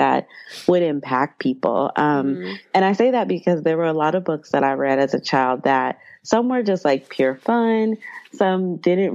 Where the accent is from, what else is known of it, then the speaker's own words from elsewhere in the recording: Atlanta, Georgia, United States; now in New York City, United States; growing up in Atlanta